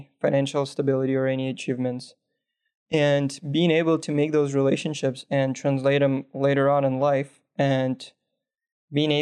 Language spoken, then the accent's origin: English; Minsk, Belarus; now in United States; originally, I'm from the capital of a little European country called Belarus. The city I'm from is Minsk.